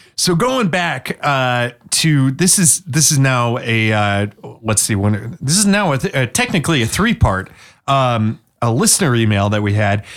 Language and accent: English; Washington, United States; I'm from Washington State.